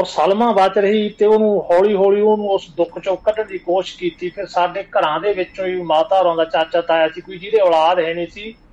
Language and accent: Punjabi; Punjab, India; ਮੇਰੇ ਪਿੰਡ ਦੇ ਵਿੱਚ ਜੀ ਉੱਥੋਂ ਦੀ ਵੀ ਨਾਲ ਵੱਡਾ ਰਾਹ ਲੰਘਦਾ ਇਧਰੋਂ ਸਰਸਾ ਰਦੀ ਰਤੀਏ ਵੱਲੋਂ ਆ ਕੇ ਅੱਗੇ ਮਾਨਸਾ ਫਰੋਜਪੁਰ ਨੂੰ